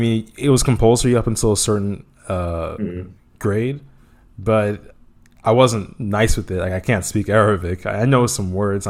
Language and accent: English; United States; now in abroad; I'm from the US, so I'm not